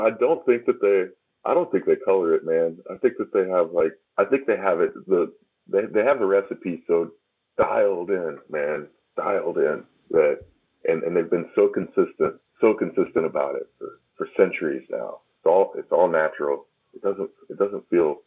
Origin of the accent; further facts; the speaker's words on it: American South, United States; accent: country accent (southern); I could turn on my country accent